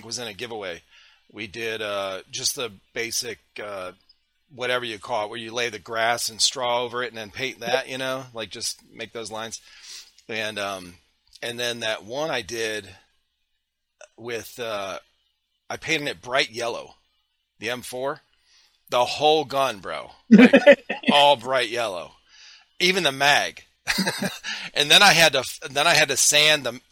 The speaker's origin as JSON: {"language": "English", "region": "Ohio", "country": "United States", "moved": "yes", "lives_now": "South Carolina, United States", "said": "I'm from Ohio"}